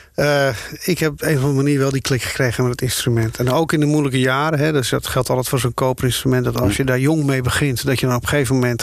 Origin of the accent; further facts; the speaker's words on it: Schoorl, North Holland, Netherlands; moved away; also born or lived in Amsterdam / Hilversum; ik kom uit Schorel, Noord-Holland.